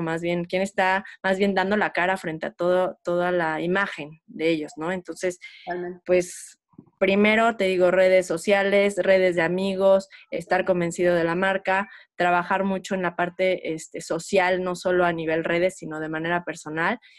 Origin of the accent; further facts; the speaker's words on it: Morelia, Michoacán, Mexico; moved away as an adult; also born or lived in Mexico City; nosotros somos de Morelia, nos mudamos junto, ya yo ya casada